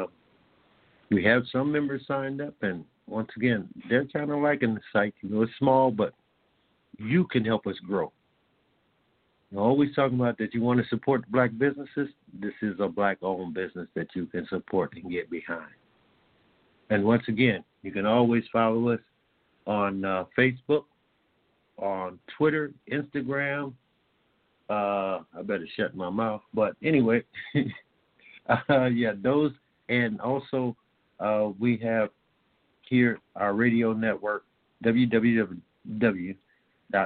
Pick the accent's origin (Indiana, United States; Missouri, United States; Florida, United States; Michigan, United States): Indiana, United States; I'm proud of Indiana